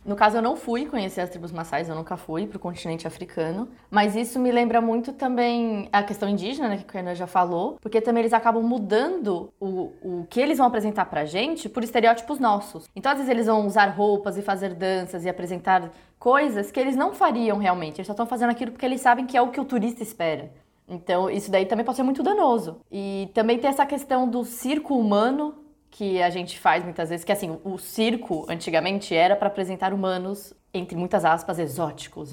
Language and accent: Portuguese; Brazil; Eu sou branca, só que eu sou brasileira